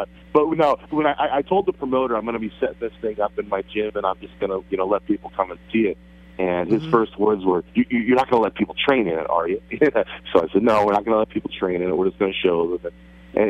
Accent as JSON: {"language": "English", "town": "Hunlock Creek", "region": "Pennsylvania", "country": "United States", "tie": "born or raised there", "said": "I grew up in Hunlock Creek."}